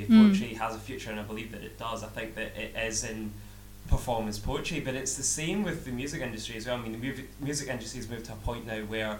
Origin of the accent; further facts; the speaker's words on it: Greenock, Scotland, United Kingdom; moved away as an adult; now in Paisley, United Kingdom; I'm originally from Greenock, but I moved to Paisley last year